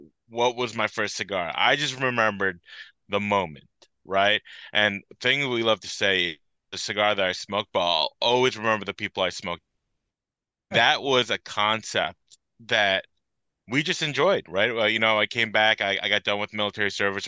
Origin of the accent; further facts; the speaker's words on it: Belleville, New Jersey, United States; also born or lived in Hopatcong, New Jersey; I was born and raised in Belleville, about like 45 minutes east of where I live now